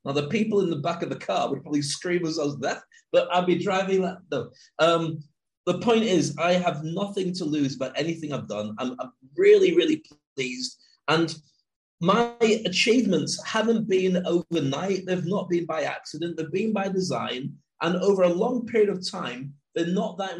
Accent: Scotland, United Kingdom; I grew up in Scotland

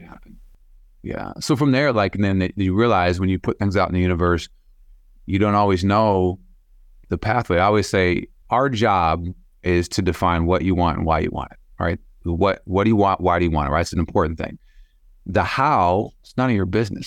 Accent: Sioux Falls, South Dakota, United States; born and raised Sioux Falls

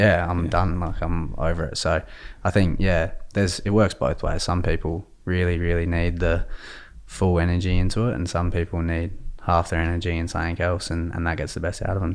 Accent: Adelaide, South Australia, Australia; now in Victoria, Australia; I'm from Adelaide originally

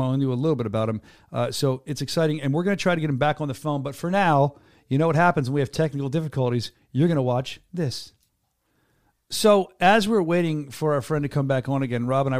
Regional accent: United States

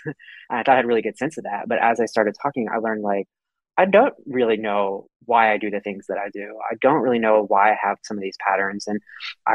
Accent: Houston, Texas, United States; I grew up in Houston, you know, as a male in a conservative culture

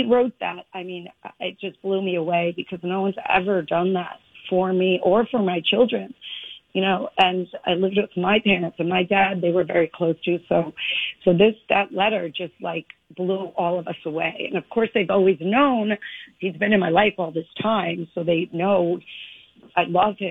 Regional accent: Bronx, New York, United States; born there; I was born in the Bronx. I don't know how to schmooze.

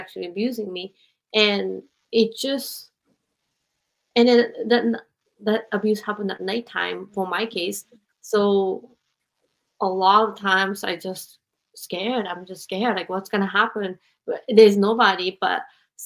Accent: Japan; moved away as an adult; also born or lived in United States; I grew up in Japan

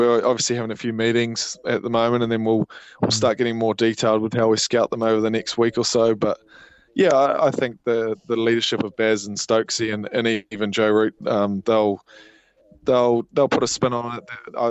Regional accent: Hamilton, Waikato, New Zealand; moved away as an adult; now in Christchurch, New Zealand; I'm from the Tron, but I married a Cantab girl and moved out.

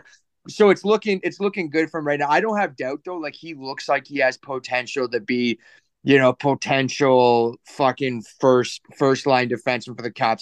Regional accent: Canada; as a Canadian

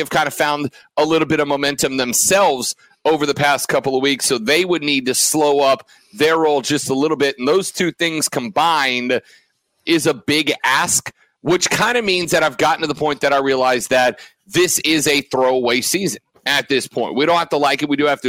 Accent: Florida, United States; moved away; down in the Sunshine State of Florida, my home state

